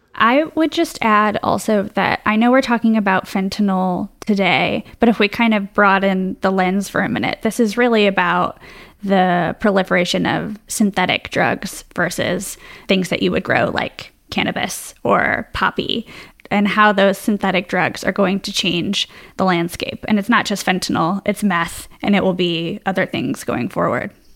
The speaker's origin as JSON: {"language": "English", "town": "Chicago", "region": "Illinois", "country": "United States", "said": "as a Chicagoan"}